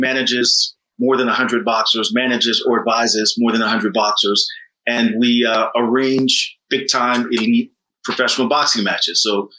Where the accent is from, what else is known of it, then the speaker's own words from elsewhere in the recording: Oklahoma, United States; now in Chicago, United States; born and raised in Oklahoma, now a proud resident of Chicago.